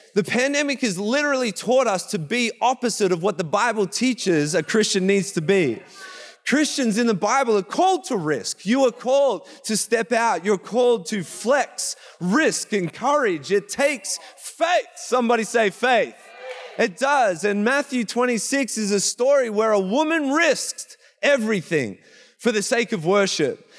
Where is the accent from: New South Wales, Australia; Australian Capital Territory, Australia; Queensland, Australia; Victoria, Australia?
Victoria, Australia; Traralgon; accent: Australian; moved away as an adult; now in Canada; we come from Gippsland, I come from a town called Terrelgan.